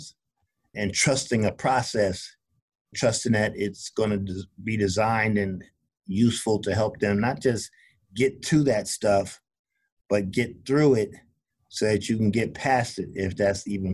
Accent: New York City, New York, United States; moved away; also born or lived in South Carolina / Jamaica, Queens; I was raised in Brooklyn to start, and my first 10 years in New York were in Brooklyn.

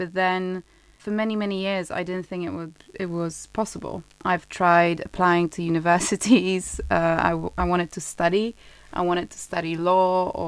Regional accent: Poland; moved away as an adult; now in London, United Kingdom; I grew up in Poland

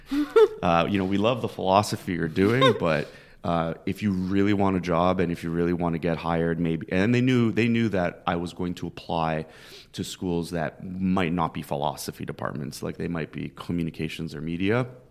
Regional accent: Toronto, Ontario, Canada; moved away as an adult; now in Philadelphia, United States; I grew up in Scarborough, which is kind of like it's a uh, borough of Toronto

